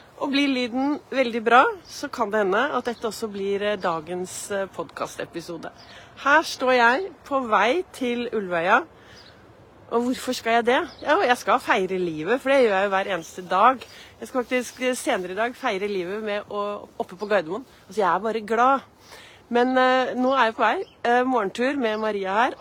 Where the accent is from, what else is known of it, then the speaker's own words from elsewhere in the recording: Oslo, Norway; Jeg gikk så mye i Frognerparken